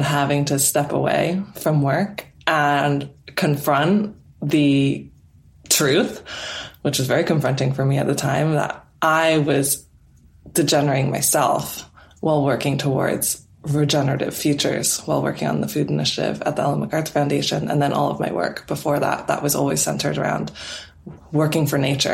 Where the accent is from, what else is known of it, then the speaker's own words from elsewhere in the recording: Canada; moved away as an adult; now in England, United Kingdom; my home country of Canada